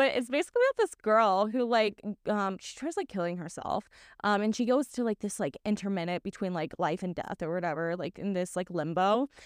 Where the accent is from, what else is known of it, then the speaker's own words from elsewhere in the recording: Indiana, United States; now in Poland; Indiana, where my hometown is